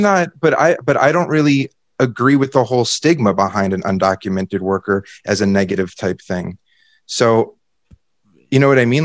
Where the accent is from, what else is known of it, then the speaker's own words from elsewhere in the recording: United States; As an American